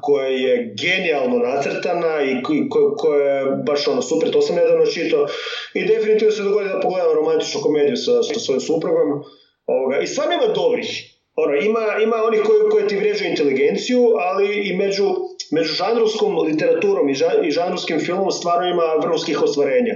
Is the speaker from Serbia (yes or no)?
no; Međimurje County, Croatia; accent: Kajkavian; first language Kajkavian Croatian; also born or lived in Germany; Odrastao sam kao dijete međumorske u Njemačkoj.